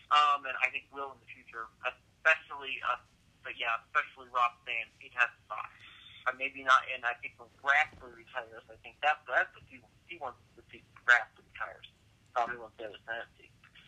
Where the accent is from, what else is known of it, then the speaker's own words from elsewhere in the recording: Kansas, United States; Kansas, I love, you know, my home state.